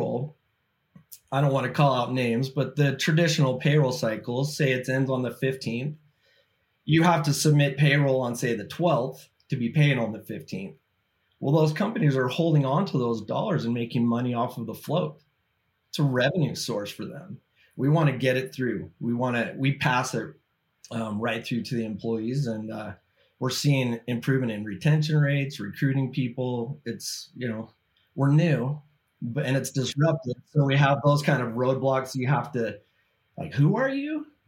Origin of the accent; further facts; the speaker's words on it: Utah, United States; Born and raised in Utah, family man.